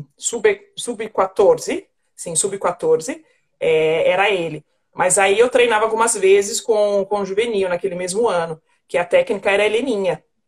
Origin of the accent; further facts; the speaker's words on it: Mauá, São Paulo, Brazil; eu nasci, eu nasci na cidade de Mauá, na Grande São Paulo